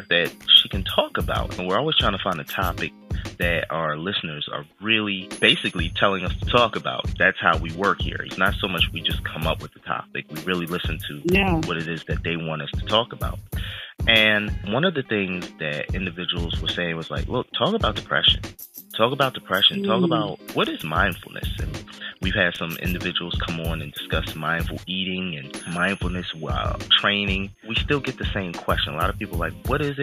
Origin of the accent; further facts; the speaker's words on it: Philadelphia, Pennsylvania, United States; I'm from Philadelphia